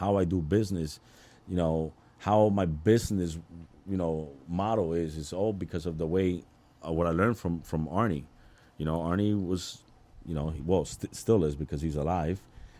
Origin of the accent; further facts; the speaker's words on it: Queens, New York, United States; I'm from Queens. I actually got to Elizabeth because of a girl.